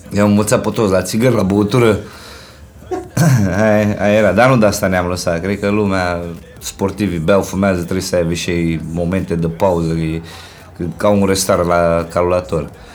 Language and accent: Romanian; Bucharest, Romania; de când m-am mutat din Titan în Berceni